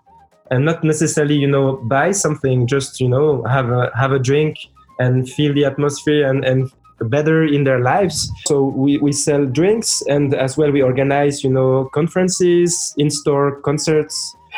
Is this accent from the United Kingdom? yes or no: no; France; also born or lived in Lebanon / Switzerland; born in Lebanon. I grew up with the record collection of my parents, mostly Arabic music, and then I grew up in France and Switzerland.